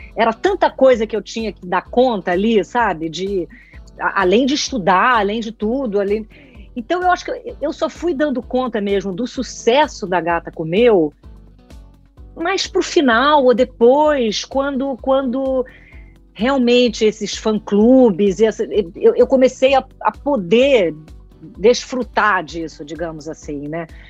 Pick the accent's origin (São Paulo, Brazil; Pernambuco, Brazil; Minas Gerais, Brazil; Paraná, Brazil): São Paulo, Brazil; moved away as an adult; now in Rio de Janeiro, Brazil; eu sou carioca, então, para voltar a morar no Rio, mas eu me criei em São Paulo